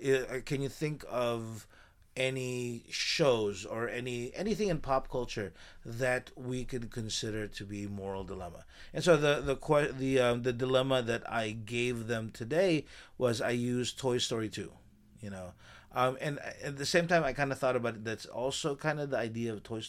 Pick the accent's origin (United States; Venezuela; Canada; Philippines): Philippines; they think I'm Thai or something like that, or Cambodian or something, but I'm Filipino, and I have to stop.